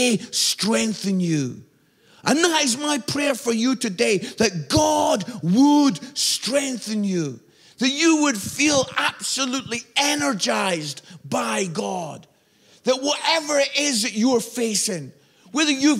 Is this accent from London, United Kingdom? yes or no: no; Edinburgh, Scotland, United Kingdom; moved away as an adult; also born or lived in Barnsley; I'm from Edinburgh, beautiful city in Scotland